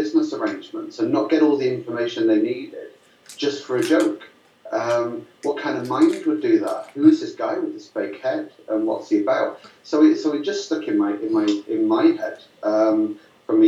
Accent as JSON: {"language": "English", "area": "Lancashire", "region": "North West England", "country": "United Kingdom", "tie": "born or raised there", "said": "I grew up in Lancashire in the northwest of England"}